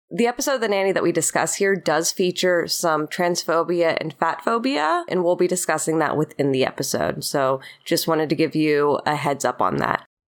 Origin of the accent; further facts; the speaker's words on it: Florida, United States; now in Los Angeles, United States; I am a Florida …